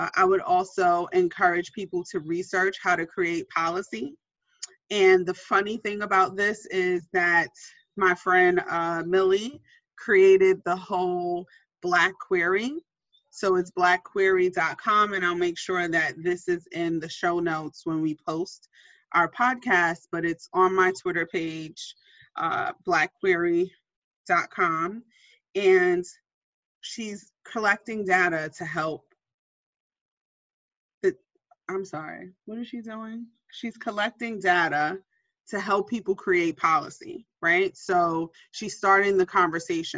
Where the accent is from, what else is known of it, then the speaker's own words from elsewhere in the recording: New York City, New York, United States; I'm a New Yorker to my heart